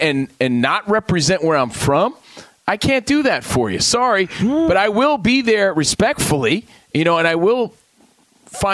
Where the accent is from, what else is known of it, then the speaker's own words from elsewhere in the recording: New Jersey, United States; I'm from New Jersey and I'm a Yankees fan.